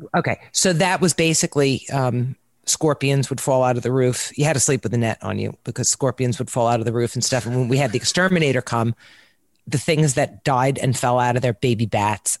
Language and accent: English; New York, United States; now in Jupiter Farms, United States; I'm from New York